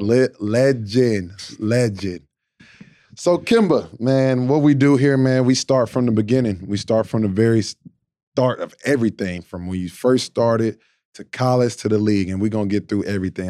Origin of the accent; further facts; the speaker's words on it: North Carolina, United States; I'm from North Carolina, we're both from North Carolina